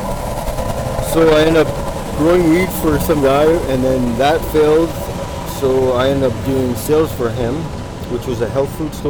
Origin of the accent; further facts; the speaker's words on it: Vernon, British Columbia, Canada; moved away as an adult; now in Vancouver, Canada; I grew up in Vernon, like we didn't lock the door and stuff like